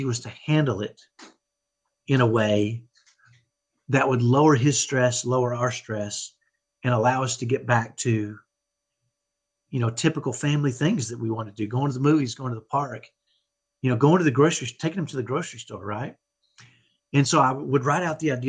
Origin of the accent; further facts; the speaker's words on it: Dallas, Texas, United States; accent: ghetto Texas accent; I grew up in Dallas, and I have what I call a ghetto Texas accent